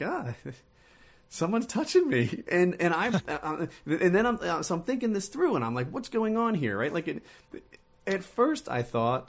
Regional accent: Ocean City, New Jersey, United States; I was raised like in Ocean City, New Jersey. It's a beach town.

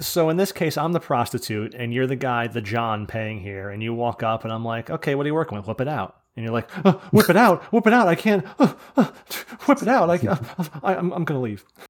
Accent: New Jersey, United States; I'm from New Jersey

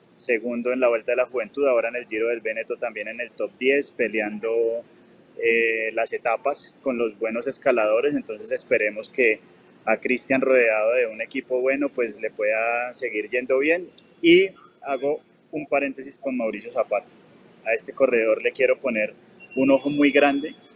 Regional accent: Bogotá, Colombia; now in Medellín, Colombia; Bogotá. Estás en mi tierra.

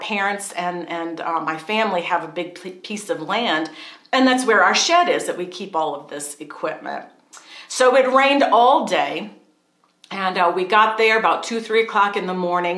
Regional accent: New Orleans, Louisiana, United States; moved away as an adult; We moved here from New Orleans, been there pretty much all of our lives

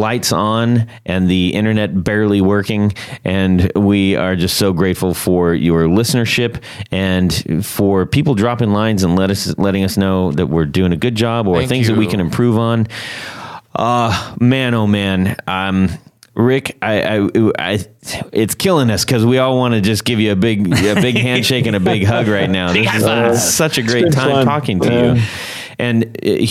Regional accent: West Coast, United States; I grew up on the West Coast

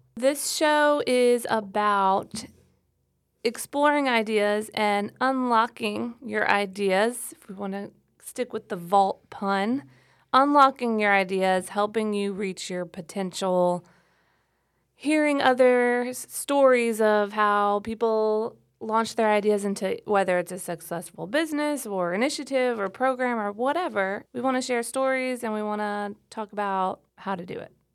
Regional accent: South Louisiana, United States; moved away as an adult; also born or lived in New Orleans, Louisiana; now in Troy, United States; I'm not from here. I'm from South Louisiana, and I lived in New Orleans for ten years before I moved to Troy

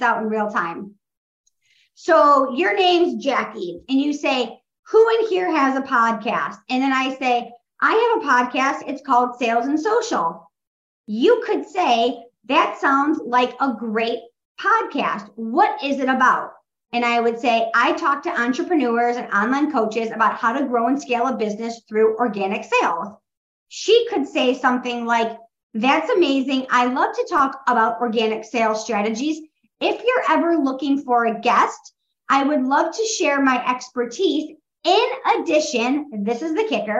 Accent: Midwest, United States; I'm from the Midwest

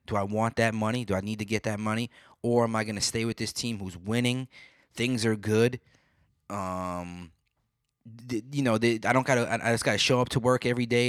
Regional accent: New York City, New York, United States; moved away; growing up in Brooklyn

